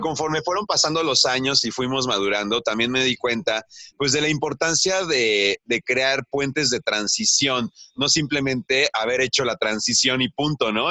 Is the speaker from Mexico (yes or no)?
yes; Mexico City, Mexico; moved away as an adult; now in Oaxaca, Mexico; yo crecí en la Ciudad de México y trabajé en la Ciudad de México